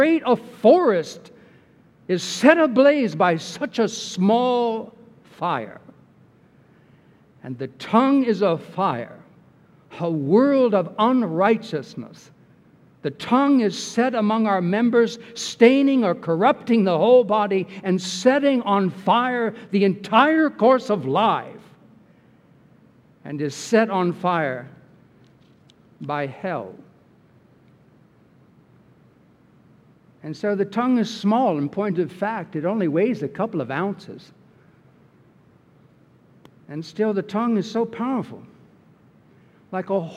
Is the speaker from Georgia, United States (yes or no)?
no; Bay Area, California, United States; growing up in the Bay Area in California